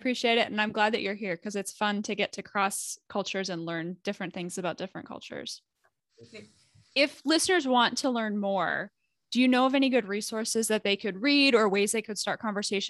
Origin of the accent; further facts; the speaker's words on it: United States; as a American woman, I've got a totally different culture